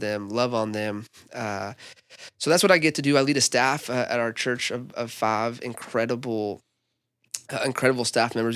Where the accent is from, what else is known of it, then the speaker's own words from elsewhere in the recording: Albuquerque, New Mexico, United States; now in Tulsa, United States; I was born and raised in Albuquerque, grew up in a church.